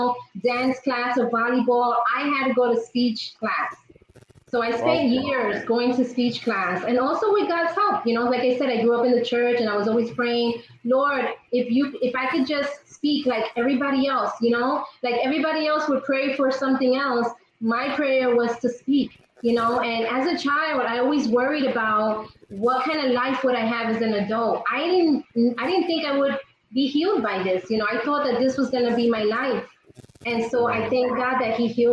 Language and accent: English; New York City, New York, United States; I am from Queens, New York, born and raised in Queens